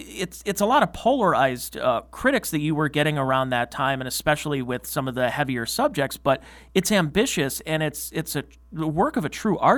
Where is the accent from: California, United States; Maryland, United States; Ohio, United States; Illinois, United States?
Ohio, United States; Cleveland; I grew up in the Cleveland area